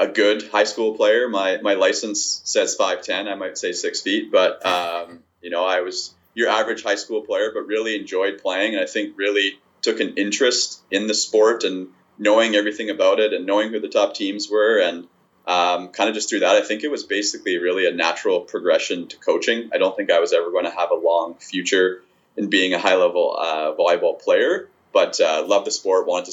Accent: Winnipeg, Manitoba, Canada; I've born and raised in Winnipeg. I've lived here my whole life

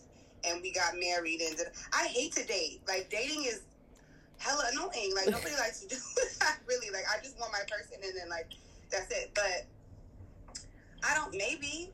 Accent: the Bay Area, California, United States; now in New York, United States; I'm from the Bay. Like, that's a big city. Like, it's not, San Francisco's a big city. And I came to New York

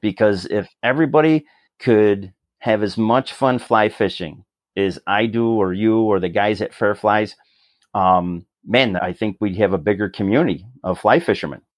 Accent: Rochester, New York, United States; moved away as an adult; now in Orlando, United States; I grew up in, uh, a city called Rochester in, uh, West, Western New York

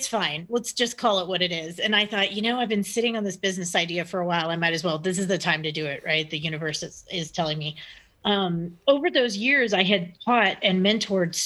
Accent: Texas, United States; now in Broomfield, United States; I'm from the South originally. I'm from Texas, so I talk a lot

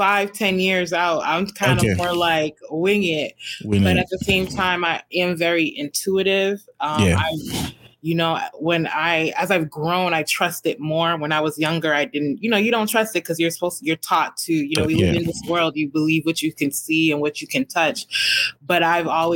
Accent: Cambridge, Massachusetts, United States; moved away as an adult; also born or lived in Boston, Massachusetts; now in Houston, United States; I grew up in Cambridge

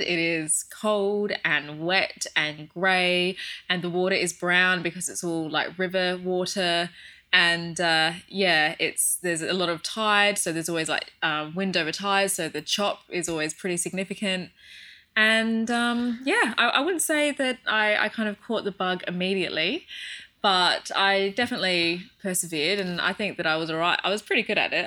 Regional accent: Australia; moved away as an adult; also born or lived in United Kingdom; I'm from Australia

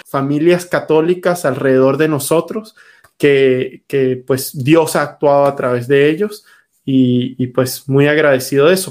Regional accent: Venezuela; now in United States; Yo nací en Venezuela

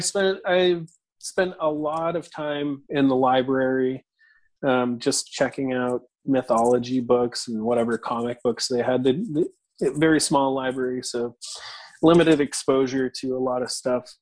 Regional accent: New Hampshire, United States; I grew up in in New Hampshire

